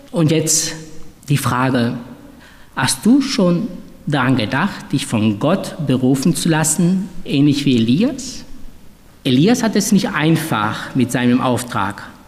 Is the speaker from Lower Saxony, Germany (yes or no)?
no; Duisburg, North Rhine-Westphalia, Germany; also ich bin ja in Duisburg aufgewachsen